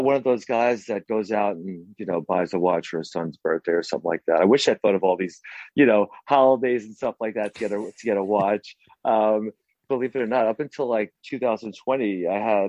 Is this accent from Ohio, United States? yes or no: no; New York, United States; I'm from New York